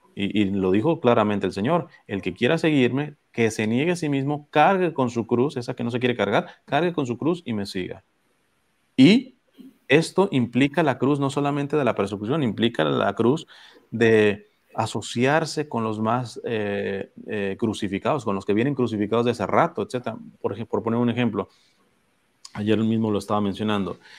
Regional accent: Mexico; now in Los Angeles, United States; en, mi pueblo, en México, este, tuvimos el siglo pasado una persecución atroz

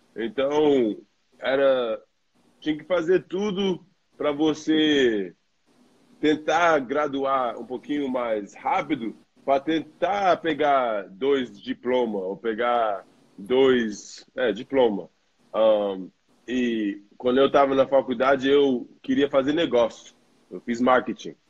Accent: New York, United States; Portuguese is a second language; moved away as an adult; now in Australia; eu cresci em Nova York, uh, numa cultura brasileira, uh, frequentando uma igreja brasileira e comendo e falando português direto em casa

